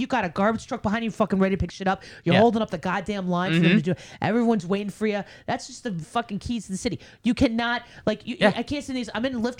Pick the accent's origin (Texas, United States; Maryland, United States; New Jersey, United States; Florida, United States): New Jersey, United States; born there; I'm born in North Jersey, but it's just.